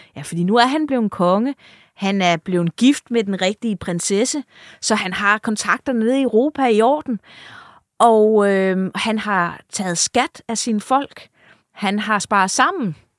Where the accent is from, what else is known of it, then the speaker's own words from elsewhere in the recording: Funen, Southern Denmark, Denmark; now in Jutland, Denmark; nu er jeg jo Fynbo, der bor i Jylland